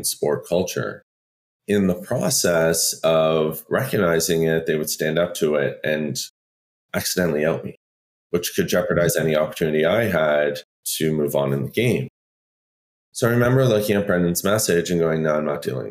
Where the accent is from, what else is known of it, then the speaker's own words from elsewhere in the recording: Sudbury, Ontario, Canada; I'm originally from Sudbury, Ontario